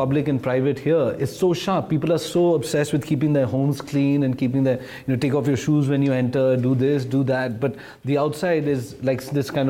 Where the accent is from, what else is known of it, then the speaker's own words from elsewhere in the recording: Delhi, India; growing up in Delhi